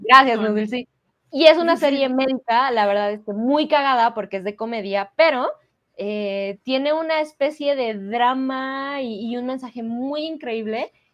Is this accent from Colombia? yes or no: no; Mexico; como sociedad mexicana